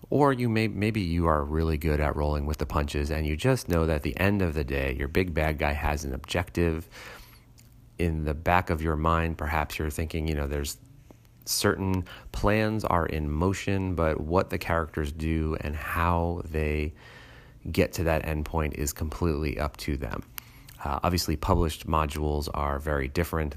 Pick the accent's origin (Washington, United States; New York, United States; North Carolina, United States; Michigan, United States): New York, United States; New York City; I grew up in New York City